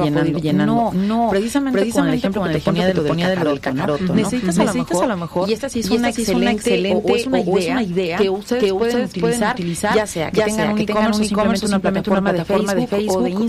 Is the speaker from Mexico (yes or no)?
yes; Chalchicomula de Sesma, Puebla, Mexico; now in Cholula, Mexico; de mi tierra, por cierto, por cierto, toda la gente que nos escuchando, escuchando de Chachicomula